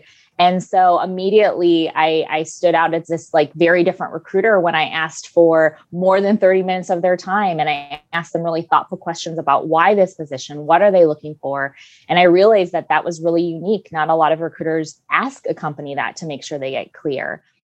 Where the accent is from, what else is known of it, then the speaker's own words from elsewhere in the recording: Minnesota, United States; now in San Diego, United States; I grew up in Minnesota. And I lost my accent years ago, but I'm from Minnesota. I moved to San Diego 14 years ago, and I love it here.